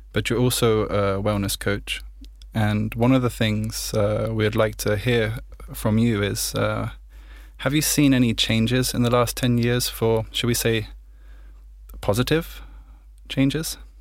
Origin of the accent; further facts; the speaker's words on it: United Kingdom; I'm British